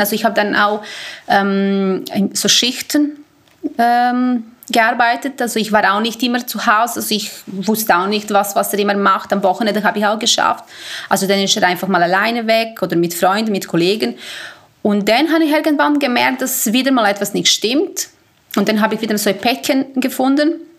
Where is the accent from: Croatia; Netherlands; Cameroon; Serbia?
Serbia; also born or lived in Basel-Landschaft, Switzerland; now in Switzerland; Ich komme ursprünglich aus Serbien